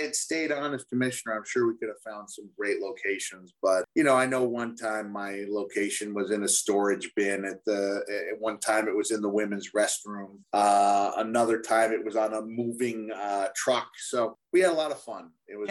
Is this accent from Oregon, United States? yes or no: no; Bloomington, Indiana, United States; Oh, that's my hometown.